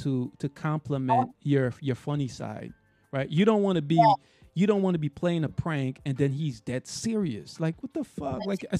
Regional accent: New York, United States; I'm from New York.

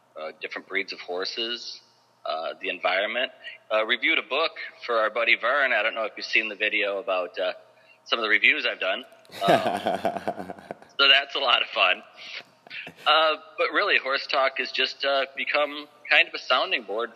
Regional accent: Aurora, Illinois, United States; moved away as an adult; I'm from Aurora

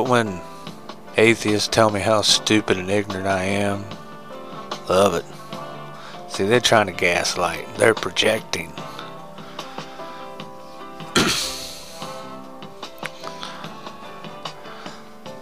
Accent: United States; As an American, as a true red-blooded American boy

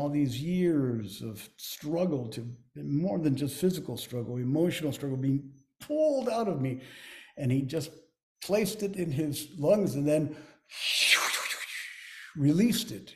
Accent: Lima, Peru; also born or lived in Chosica; as a child growing up in Lima

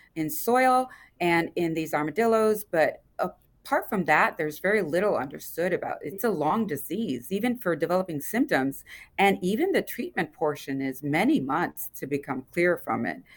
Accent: Louisiana, United States; moved away; I come from Louisiana, L S U

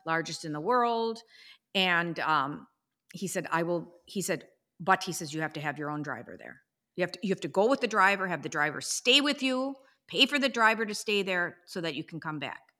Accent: United States; as American as we are

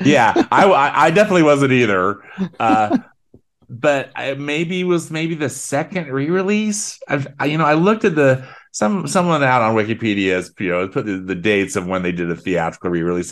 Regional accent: Salt Lake City, Utah, United States; I grew up in Salt Lake City

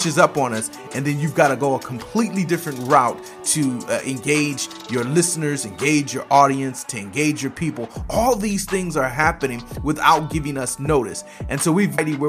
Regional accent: Michigan, United States; I come from the Midwest up in Michigan where they bake cars

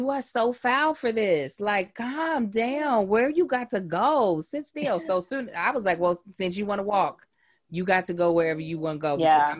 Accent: Kentucky, United States; My husband, who's also from Kentucky, he was born and raised in Lexington.

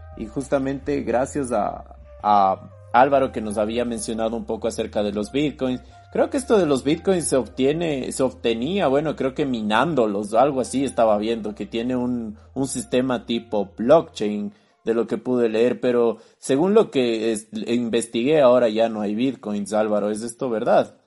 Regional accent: Ecuador; decimos aquí en Ecuador

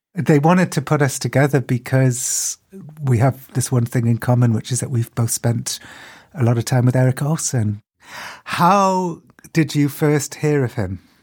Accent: United Kingdom; I'm as British as they get

